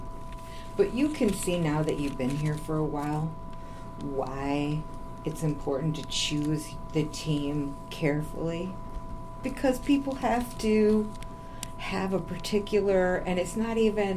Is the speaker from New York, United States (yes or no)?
yes; Western New York, United States; moved away; I am from New York, Western New York